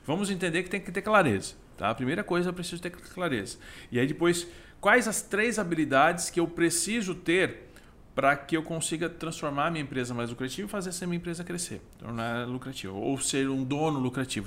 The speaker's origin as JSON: {"language": "Portuguese", "town": "Criciúma", "region": "Santa Catarina", "country": "Brazil", "tie": "born or raised there", "said": "Criciúma, natural, crescido, nascido e criado em Criciúma, Santa Catarina"}